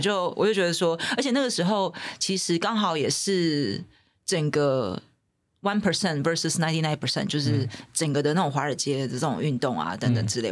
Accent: Taiwan; 我自己身为在台湾土生土长的嗯。孩子

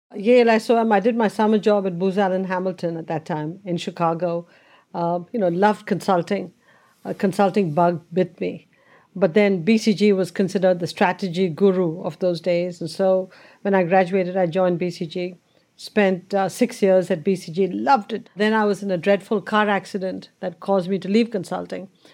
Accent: India; born or raised there

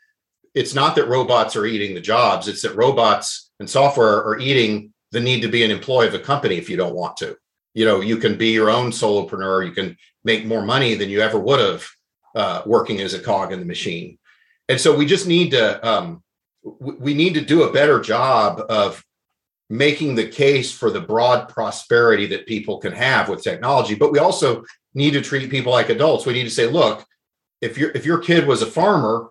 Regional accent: Oklahoma, United States; moved away; I grew up in Oklahoma

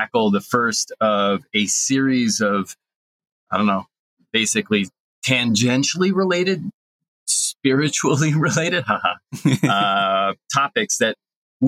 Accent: Bristol, Vermont, United States; now in Japan; two guys from Bristol living in Japan right now

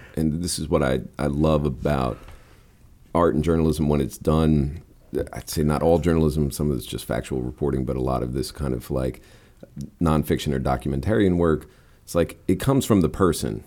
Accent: Key West, Florida, United States; where I'm from in Key West

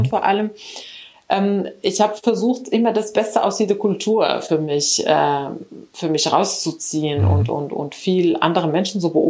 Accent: Morocco; moved away as an adult; also born or lived in Spain; now in Germany; ich bin in Marokko aufgewachsen. Äh, dann war ich in Spanien zum Studieren. Ich habe dort meinen mein Bachelor gemacht in Elektrotechnik, wie gesagt. Dann kam ich nach Deutschland

